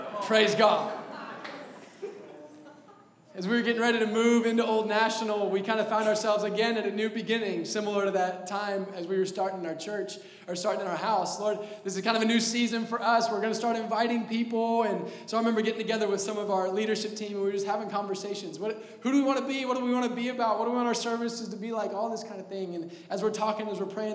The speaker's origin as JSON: {"language": "English", "town": "Indianapolis", "region": "Indiana", "country": "United States", "tie": "born or raised there", "also_born_or_lived": "Texas", "said": "Born and raised here in the Castleton, Indianapolis area"}